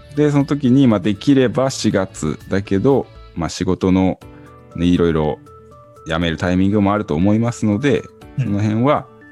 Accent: Hokkaido, Japan; also born or lived in Tokyo; now in Shibata, Japan; 出身は北海道ですが、東京から、え板山の方に移住しまして

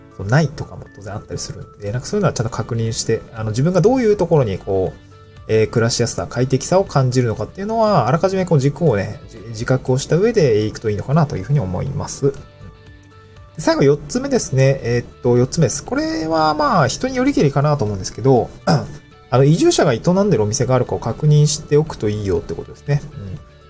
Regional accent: Niigata, Japan; moved away as an adult; also born or lived in Aomori / Tokyo; now in Awaji Island, Japan; 新潟に生まれて、まあ、28年ぐらいかな。で、青森に4年ぐらい住んでいた

